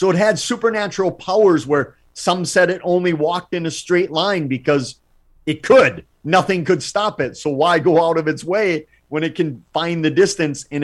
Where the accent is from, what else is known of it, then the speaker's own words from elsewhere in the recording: Wisconsin, United States; Wisconsin, my home state. Not only do we have the UFO capital of the world